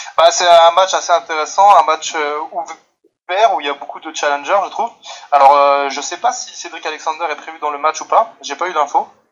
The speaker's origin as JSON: {"language": "French", "country": "France", "said": "je viens de France et il est un petit peu plus tard chez moi"}